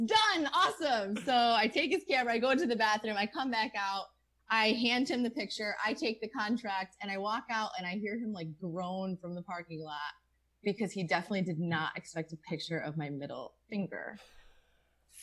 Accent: Scranton, Pennsylvania, United States; I'm from Scranton

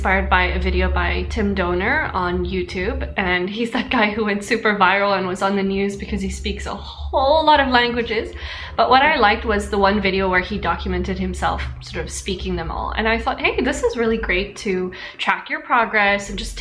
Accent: South Africa; moved away; the Zulu spoken in my hometown

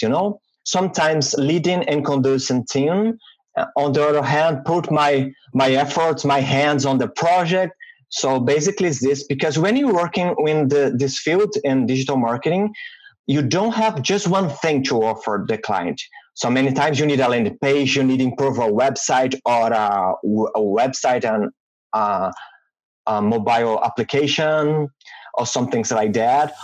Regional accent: Minas Gerais, Brazil; English is a second language; moved away as an adult; also born or lived in Vitória, Brazil; now in Ottawa, Canada; I was born and raised in Brazil

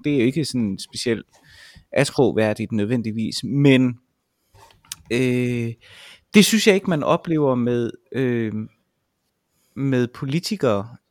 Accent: Vejle, Southern Denmark, Denmark; now in Roskilde, Denmark; jeg kommer jo oprindeligt fra Vejle

